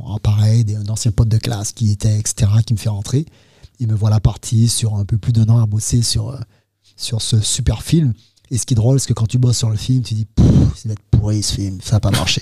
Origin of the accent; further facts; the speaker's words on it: Martinique; moved away as an adult; je viens de Martinique